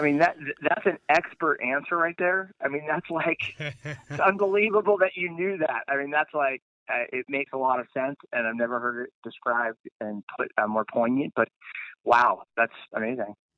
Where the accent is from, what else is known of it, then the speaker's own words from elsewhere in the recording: Laguna Beach, California, United States; growing up in Laguna Beach